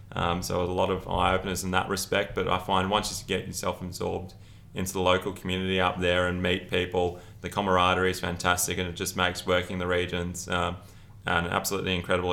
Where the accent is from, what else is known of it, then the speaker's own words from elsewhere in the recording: Brisbane, Queensland, Australia; moved away as an adult; now in Rockhampton, Australia; As I said, I was born and bred in Brisbane, so through and through.